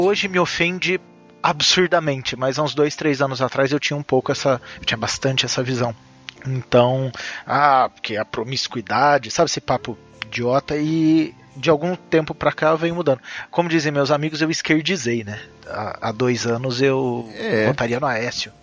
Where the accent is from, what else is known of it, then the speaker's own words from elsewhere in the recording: Minas Gerais, Brazil; moved away; also born or lived in São José dos Campos; eu nasci em Minas